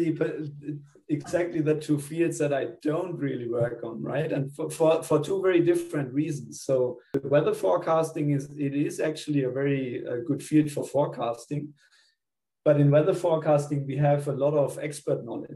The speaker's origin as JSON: {"language": "English", "country": "Germany", "also_born_or_lived": "Spain / Melbourne, Australia", "moved": "as an adult", "lives_now": "Australia", "said": "I'm originally from Germany. So I did my undergrad in Germany."}